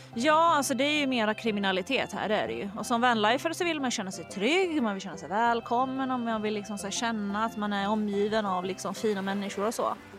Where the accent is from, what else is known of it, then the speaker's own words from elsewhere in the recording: Sweden; also born or lived in Stockholm; vi svenskar